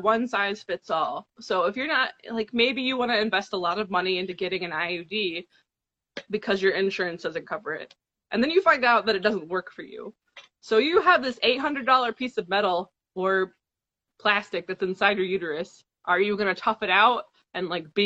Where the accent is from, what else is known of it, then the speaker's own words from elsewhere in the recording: South Carolina, United States; moved away as an adult; now in Ohio, United States; I'm from South Carolina, talking about my home state